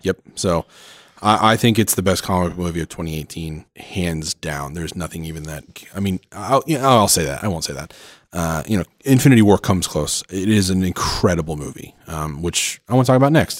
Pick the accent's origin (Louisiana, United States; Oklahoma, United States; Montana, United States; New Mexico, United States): Oklahoma, United States; moved away; I'm from Oklahoma originally